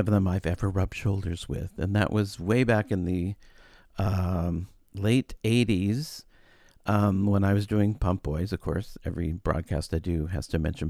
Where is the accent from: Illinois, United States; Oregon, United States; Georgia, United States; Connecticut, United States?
Illinois, United States; Chicago; it's good to remember as a Chicagoan just to go and do it in your own city.